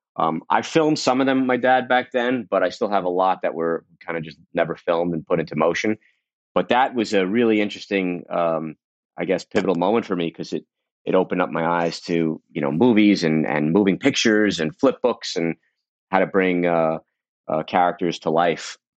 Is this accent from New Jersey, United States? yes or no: no; New York City, New York, United States; I grew up in Brooklyn, in Coney Island